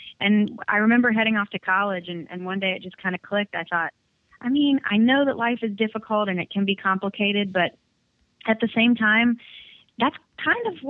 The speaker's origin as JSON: {"language": "English", "town": "Orlando", "region": "Florida", "country": "United States", "tie": "born or raised there", "moved": "as an adult", "lives_now": "Nashville, United States", "said": "he moved us there in 1986"}